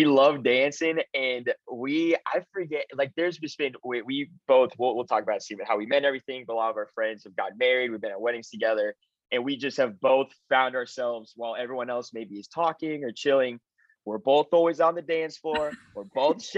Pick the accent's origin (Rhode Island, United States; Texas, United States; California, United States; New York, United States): Texas, United States; Dallas; I'm from Dallas, Texas, so I'm a first generation Mexican American